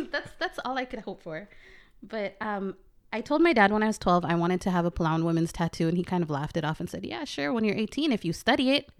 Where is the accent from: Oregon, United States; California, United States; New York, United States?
Oregon, United States; Portland; moved away as an adult; Portland, Oregon. I was born and raised there for just eighteen years